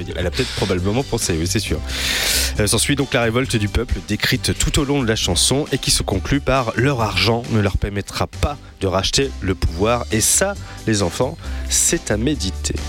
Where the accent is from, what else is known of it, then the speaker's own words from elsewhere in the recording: Rouen, Normandy, France; Je viens de Rouen